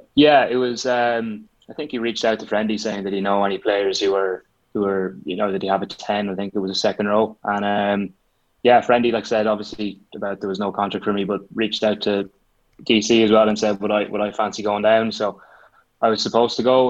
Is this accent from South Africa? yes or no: no; Roscommon, Connacht, Ireland; I'd say I am a bit of a home bird. Like, uh, you can't beat Roscommon